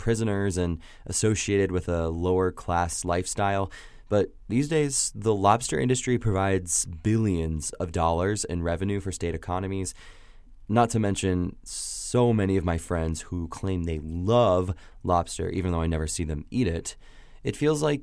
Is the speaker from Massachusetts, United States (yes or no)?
no; Indiana, United States; I'm from Indiana